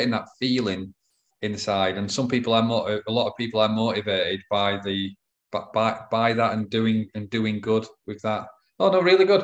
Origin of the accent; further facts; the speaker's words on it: England, United Kingdom; I'm English